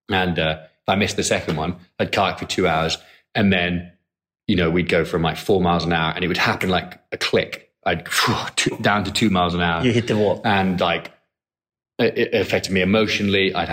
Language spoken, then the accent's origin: English; Edinburgh, Scotland, United Kingdom; moved away as an adult; now in Hong Kong; I'm from Edinburgh.